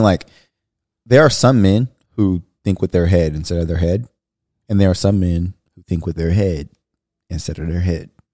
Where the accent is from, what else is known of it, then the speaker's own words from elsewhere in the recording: Bakersfield, California, United States; moved away as an adult; now in Dallas, United States; I'm coming from Bakersfield, where it's a small town